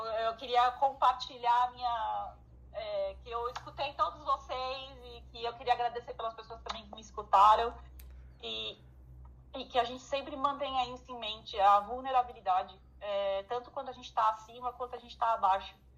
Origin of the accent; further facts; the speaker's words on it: São Paulo, Brazil; now in Ireland; eu sou de São Paulo. São Paulo fala startup